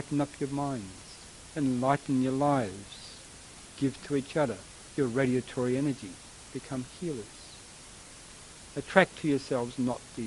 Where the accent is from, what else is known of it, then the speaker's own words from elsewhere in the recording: Australia; moved away; I am a bit of a mixture, but I come from Australia originally